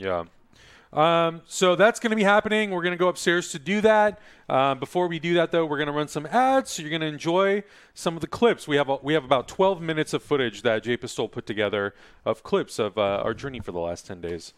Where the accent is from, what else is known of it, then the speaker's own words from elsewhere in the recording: California, United States; I'm from California